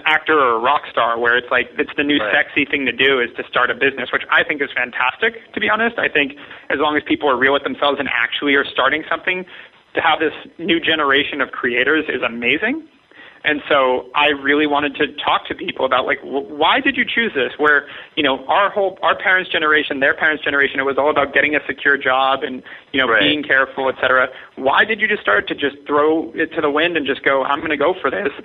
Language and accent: English; Ojai, California, United States; I grew up in Ojai, California, where there are red-tailed hawks everywhere.